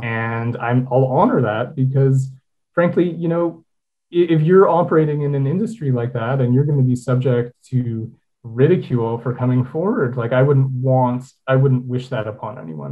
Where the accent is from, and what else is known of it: Toronto, Ontario, Canada; born or raised there